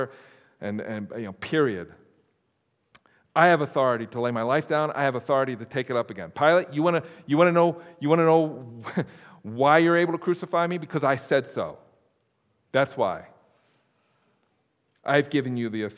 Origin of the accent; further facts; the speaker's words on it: United States